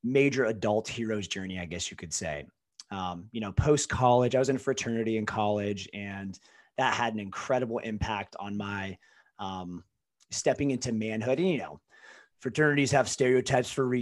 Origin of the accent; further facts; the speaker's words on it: Ohio, United States; also born or lived in California; I was born in California. Parents got divorced and was raised mostly in Ohio in my adolescent years, but spent summers with my dad in California